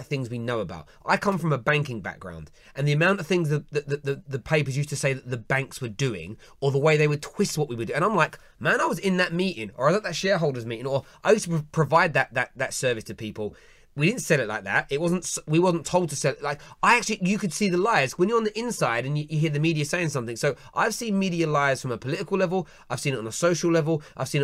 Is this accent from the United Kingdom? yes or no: yes; London, United Kingdom; growing up in the East End of London, the way people where I grew up were written about in newspapers